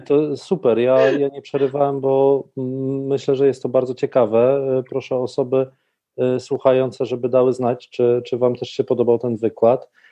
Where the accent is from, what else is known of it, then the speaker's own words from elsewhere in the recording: Poland; my jako Polacy